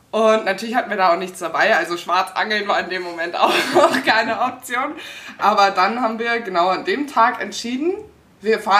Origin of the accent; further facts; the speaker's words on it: Cologne, North Rhine-Westphalia, Germany; also born or lived in Wiesbaden; now in Munich, Germany; Ich komme aus Köln ursprünglich